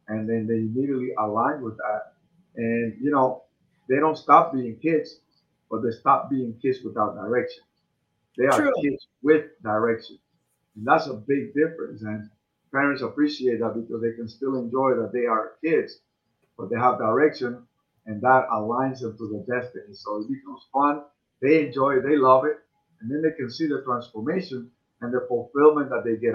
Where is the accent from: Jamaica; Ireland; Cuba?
Cuba; now in United States; I come from Cuba.